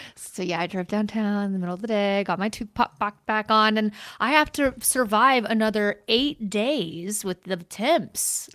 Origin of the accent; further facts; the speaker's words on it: the South, United States; I grew up in the South